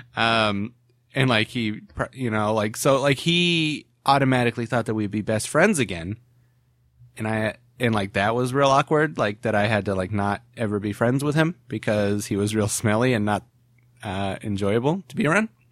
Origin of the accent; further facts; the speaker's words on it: Ohio, United States; moved away as an adult; also born or lived in Williamsburg, Virginia; now in California, United States; "Hey, where are you from?" And I'd be like, "Ohio."